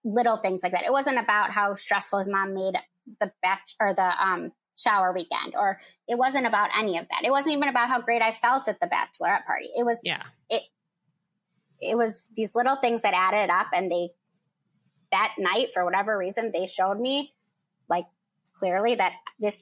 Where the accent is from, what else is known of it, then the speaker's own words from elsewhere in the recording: Michigan, United States; moved away as an adult; now in Chicago, United States; I'm from Michigan. I live in Chicago